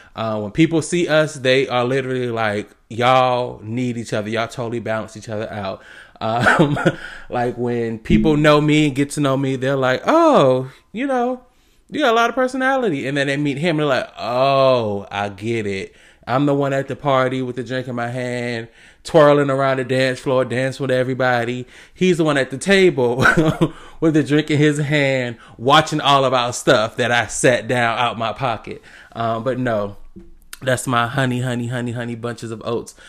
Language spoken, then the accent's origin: English; South Carolina, United States; moved away as an adult; now in Georgia, United States; I'm originally from South Carolina, born and raised